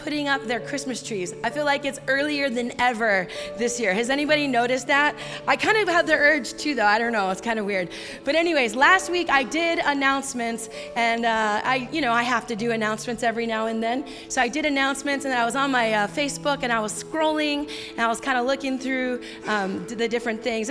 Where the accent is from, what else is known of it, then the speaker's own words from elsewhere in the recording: Santa Clarita, California, United States; moved away; Saugus High School is in my hometown where I grew up